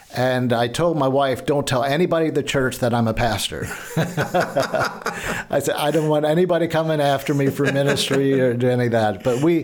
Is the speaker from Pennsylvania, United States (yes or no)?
yes; Lebanon County, Pennsylvania, United States; moved away; also born or lived in Baltimore / Ohio; I grew up in Lebanon County, just north of Lancaster County.